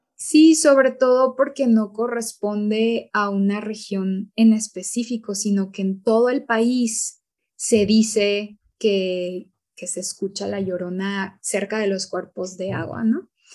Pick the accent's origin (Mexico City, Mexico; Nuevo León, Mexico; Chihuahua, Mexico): Chihuahua, Mexico; los dos somos norteños, somos de estados del norte de México, de Chihuahua y de Coahuila